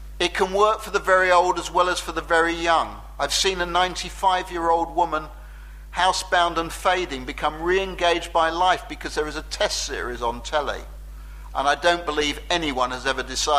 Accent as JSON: {"language": "English", "country": "United Kingdom", "said": "We're British."}